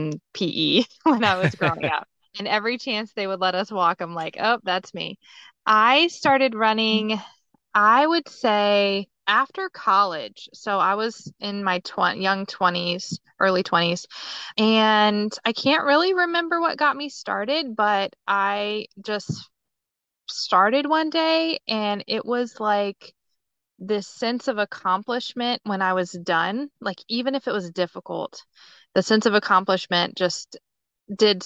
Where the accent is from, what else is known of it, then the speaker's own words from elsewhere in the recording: Outer Banks of North Carolina, United States; now in Virginia Beach, United States; I grew up on the Outer Banks of North Carolina